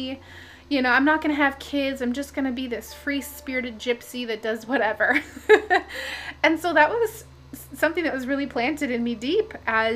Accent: Minnesota, United States; I'm from Minnesota

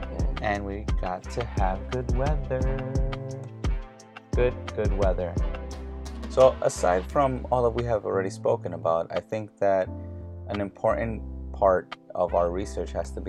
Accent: United States; we are American.

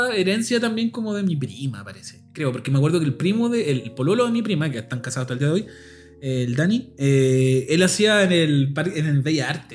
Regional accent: Puente Alto, Santiago Metropolitan Region, Chile; born or raised there

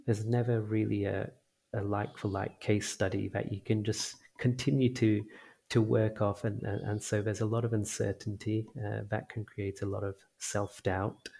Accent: India; as a, an Indian

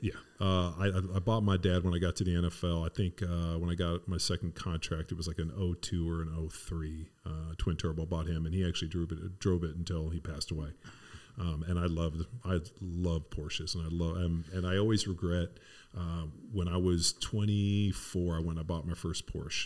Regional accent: Torrance, California, United States; where I grew up in Southern California was in, you know, Palos Verdes Torrance area.

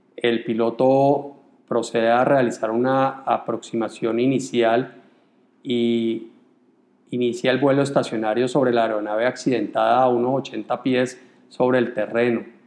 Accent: Colombia; en mi país

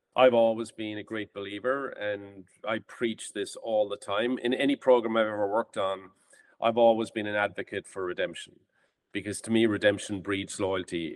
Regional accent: Ireland; moved away as an adult; now in United States; I'm from Ireland and I came to the States in 1995.

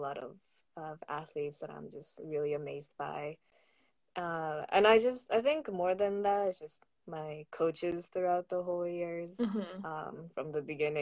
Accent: Massachusetts, United States; moved away as an adult; growing up in Massachusetts

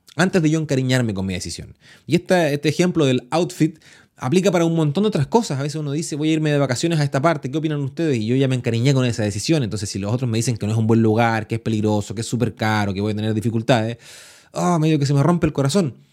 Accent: Chile; yo soy chileno

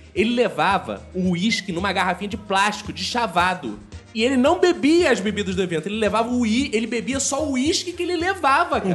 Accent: Rio de Janeiro, Brazil; Eu, por exemplo, nasci no Engenho Novo e o primeiro lugar que eu morei foi em Quintino

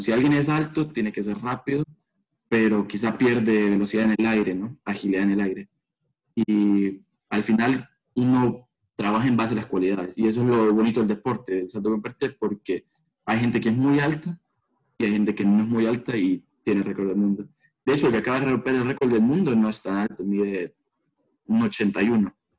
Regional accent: El Salvador; moved away as an adult; now in United States; soy de Salvador

